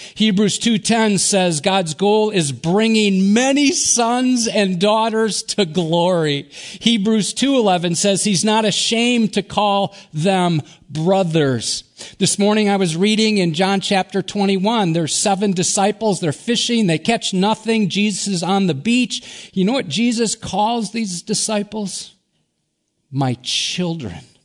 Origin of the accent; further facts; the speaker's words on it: Wisconsin, United States; I grew up in Wisconsin in a deer hunting family